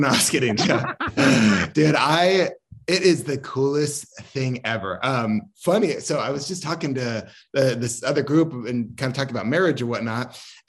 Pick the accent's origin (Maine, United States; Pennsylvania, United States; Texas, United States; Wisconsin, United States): Maine, United States; born there; And then I was born in New England. I was born in Maine. And then my dad worked for the FAA. So we just traveled a ton.